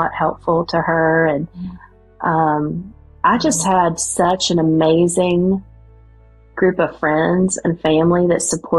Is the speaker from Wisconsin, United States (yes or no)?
no; West Virginia, United States; accent: West Virginia; my West Virginia accent